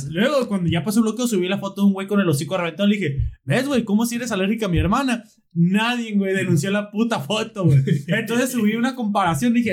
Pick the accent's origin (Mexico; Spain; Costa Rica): Mexico; northern Mexico; Ah, nosotros, estamos un chingo porque estamos pisteando, así que. Porque somos norteños.